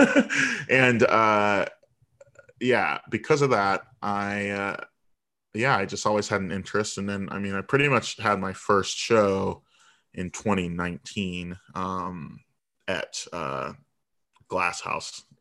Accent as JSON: {"language": "English", "town": "Virginia Beach", "region": "Virginia", "country": "United States", "tie": "born or raised there", "also_born_or_lived": "Chicago", "moved": "yes", "lives_now": "Washington, D.C., United States", "said": "I was born in Chicago, but I was raised in Virginia Beach, and now I'm in D C"}